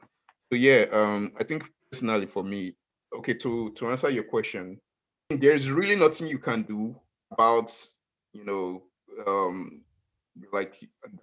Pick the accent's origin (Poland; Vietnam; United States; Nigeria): Nigeria; now in Australia